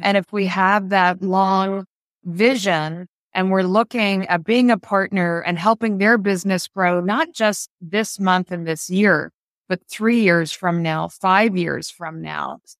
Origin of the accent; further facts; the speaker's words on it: New Jersey, United States; we purchased an office in my hometown in South Jersey